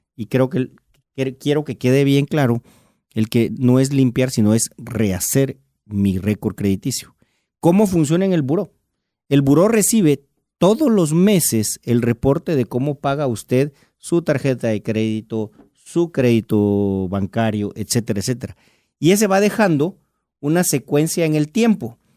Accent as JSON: {"language": "Spanish", "country": "Guatemala", "said": "mi labor como guatemalteco"}